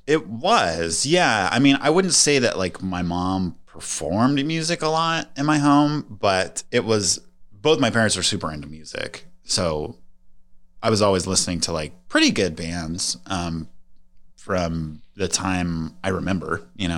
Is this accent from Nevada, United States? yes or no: yes; Las Vegas, Nevada, United States; I grew up in Las Vegas, Nevada